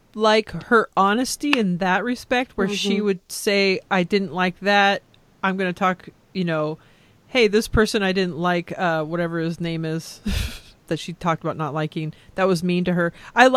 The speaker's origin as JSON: {"language": "English", "region": "California", "country": "United States", "also_born_or_lived": "Texas", "moved": "yes", "said": "I'm Californian"}